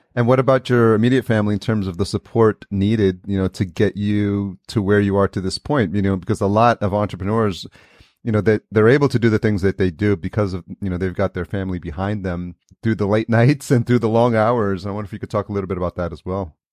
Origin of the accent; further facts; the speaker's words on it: New York, United States; moved away; I grew up in New York